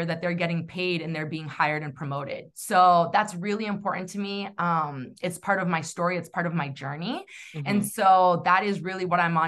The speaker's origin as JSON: {"language": "English", "region": "New Hampshire", "country": "United States", "tie": "born or raised there", "said": "growing up in New England, specifically New Hampshire"}